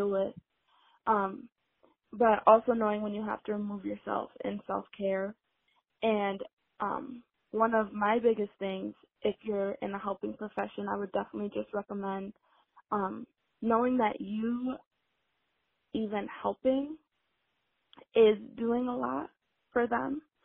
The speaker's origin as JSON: {"language": "English", "town": "Rochester", "region": "New York", "country": "United States", "said": "I'm from Rochester, New York. So I'm from upstate New York"}